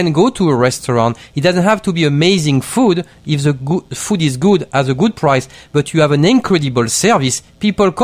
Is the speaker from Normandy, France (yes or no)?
no; Marseille, Provence-Alpes-Côte d'Azur, France; English is a second language; moved away as an adult; also born or lived in Bordeaux / England; now in New York, United States; I'm from Marseille